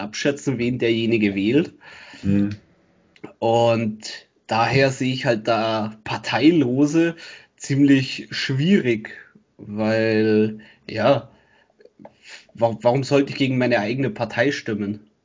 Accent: Germany; bei uns in Deutschland

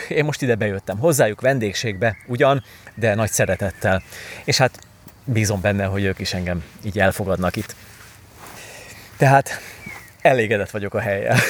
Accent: Pilisvörösvár, Pest, Hungary; moved away; korábban én Pilis Vörösváron nőttem föl

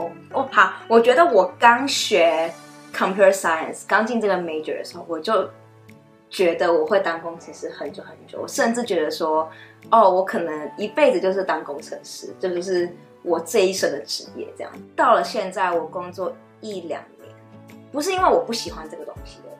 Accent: Taiwan; 我那一届 Computer Science 里面只有我一个台湾人，女生。

